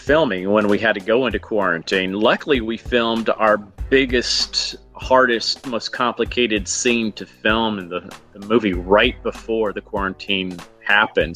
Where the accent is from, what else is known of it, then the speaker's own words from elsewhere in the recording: Huntsville, Alabama, United States; moved away as an adult; also born or lived in New York; Growing up in Alabama